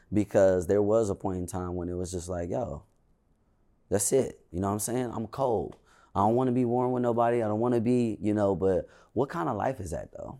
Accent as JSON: {"language": "English", "town": "Inglewood", "region": "California", "country": "United States", "said": "I really only act like I'm from Inglewood"}